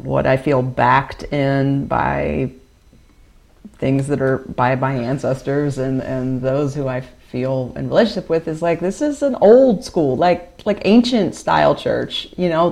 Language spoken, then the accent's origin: English; Greensboro, North Carolina, United States; also born or lived in Chapel Hill / Carrboro; I've lived in the Piedmont my whole life. So I lived in Greensboro. I grew up in Greensboro.